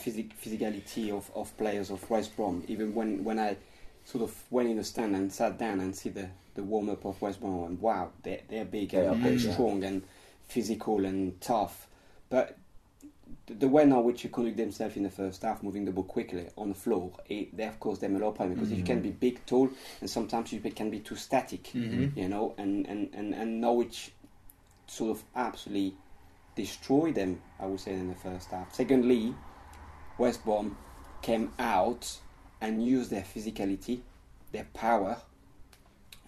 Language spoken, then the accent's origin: English; France; English is a second language; moved away as an adult; now in England; I am French. I am not English.